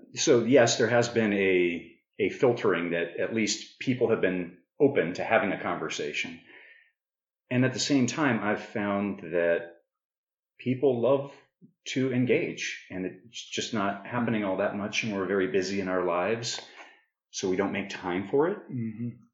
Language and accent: English; Prescott, Arizona, United States; moved away; I grew up in Prescott, Arizona